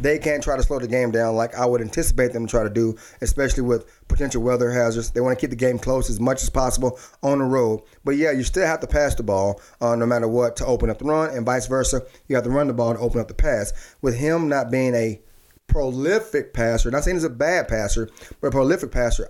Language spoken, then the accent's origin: English; Dallas, Texas, United States; me as a kid growing up in Dallas